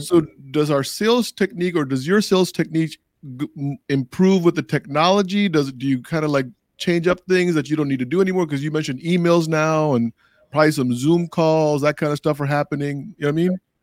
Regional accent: Arlington, Virginia, United States; when I was in third or fourth grade in Arlington, Virginia

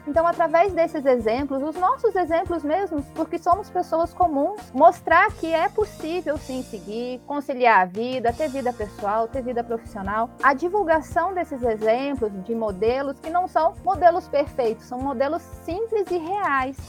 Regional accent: Palmas, Brazil; eu sou aqui da cidade de Palmas

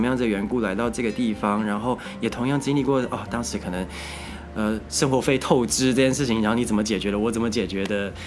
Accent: Taichung, Taiwan; moved away as an adult; also born or lived in Nantou; now in Taipei, Taiwan; 因为我是台中人

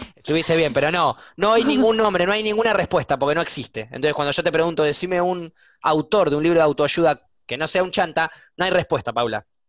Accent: Buenos Aires, Argentina; soy de Buenos Aires

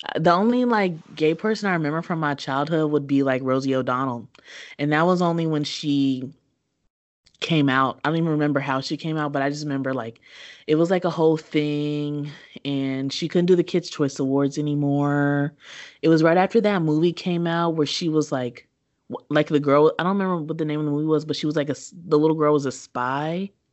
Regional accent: Kentucky, United States; As a child, I grew up in Kentucky.

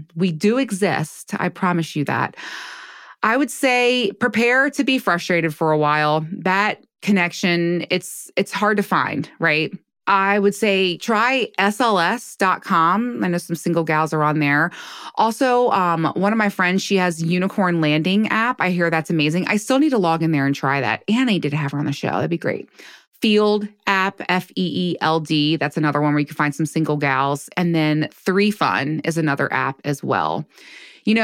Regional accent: United States; now in Baltimore, United States; I grew up in right outside of DC, and I'm in Baltimore now.

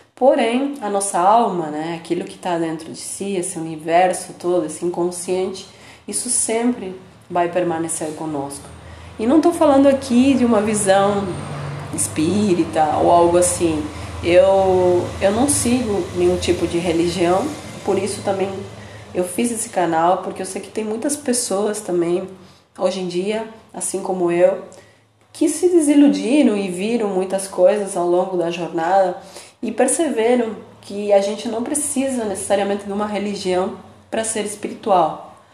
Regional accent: Buenos Aires, Argentina; now in Brazil; eu nasci em Buenos Aires, na Argentina, e moro no Brasil

